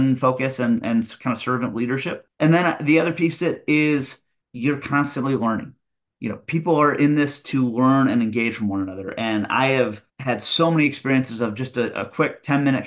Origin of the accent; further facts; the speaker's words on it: Midland, Michigan, United States; moved away as an adult; now in Northern Virginia, United States; I grew up in Midland, a small town of about 25,000 in the middle of the state